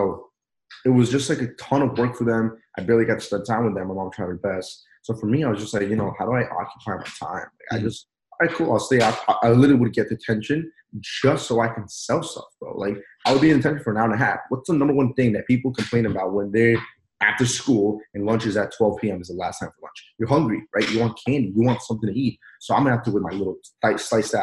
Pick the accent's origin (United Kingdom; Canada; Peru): Peru; now in United States; I wasn't born here. I was born in Peru.